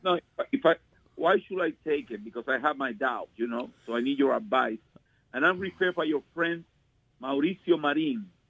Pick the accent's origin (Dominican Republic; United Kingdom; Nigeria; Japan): Dominican Republic; now in New Jersey, United States; I'm from Dominican Republic